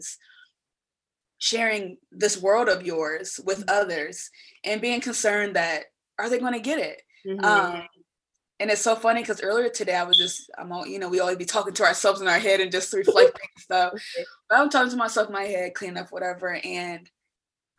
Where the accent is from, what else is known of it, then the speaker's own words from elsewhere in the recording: Dayton, Ohio, United States; born and raised in the Midwest in Dayton, Ohio.